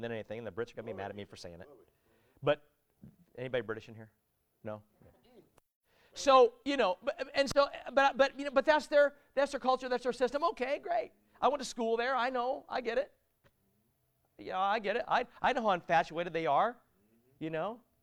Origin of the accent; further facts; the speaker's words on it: United States; also born or lived in United Kingdom; I'm American